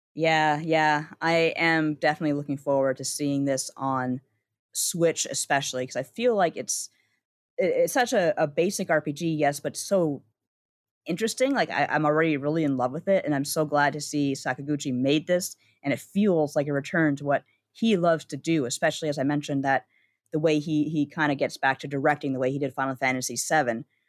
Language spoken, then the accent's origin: English; Canada; as a Canadian